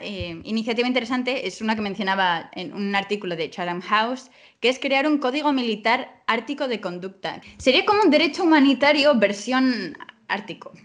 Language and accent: Spanish; Spain; nosotros lo vemos como españoles